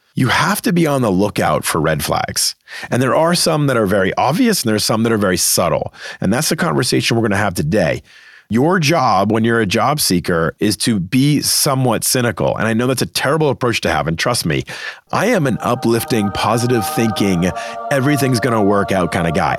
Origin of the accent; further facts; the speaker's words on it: Boston, Massachusetts, United States; moved away; always wanted to work back in my hometown market of Boston